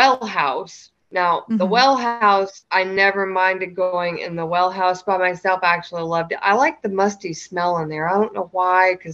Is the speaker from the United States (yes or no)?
yes; the South, United States; Growing up in the South